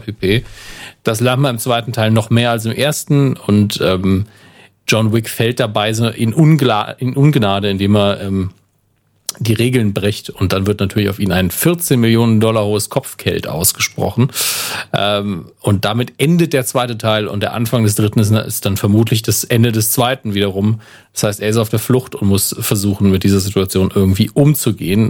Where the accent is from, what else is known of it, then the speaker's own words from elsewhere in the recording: Germany; Da bin ich auch ein Deutscher